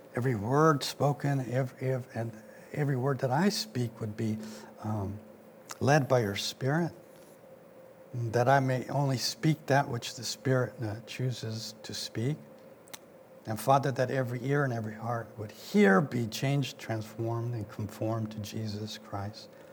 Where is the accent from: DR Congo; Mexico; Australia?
Mexico; now in United States; I wasn't born here, I was born in Mexico